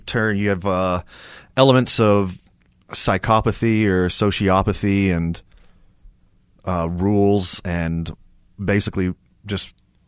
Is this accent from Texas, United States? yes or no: yes; Texas, United States; I grew up in Texas